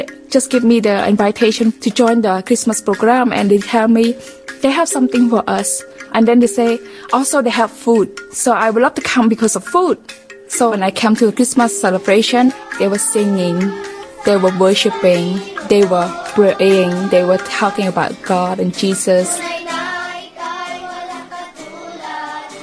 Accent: Battambang, Cambodia; moved away; I am originally from Cambodia

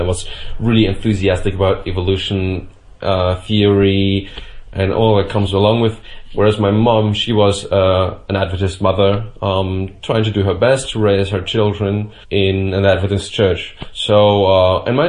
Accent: Bavaria, Germany; I was born in Germany, and I would consider myself even rather Bavarian than German. I think that's something that we have to ourselves here in Bavaria

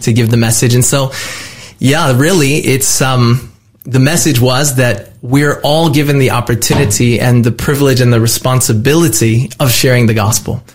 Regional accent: California, United States; my home state of California

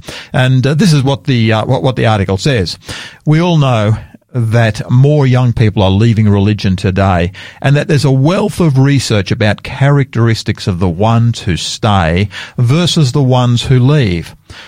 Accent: Sydney, New South Wales, Australia; also born or lived in Queensland; now in South Australia, Australia; I love the Sydney beaches. I grew up on the Sydney beaches. Love that part of the world.

